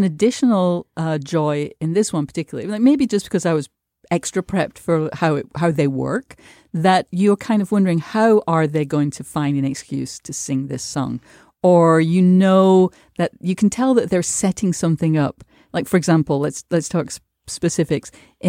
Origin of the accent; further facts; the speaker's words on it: United Kingdom; I have to just as a Brit interlude say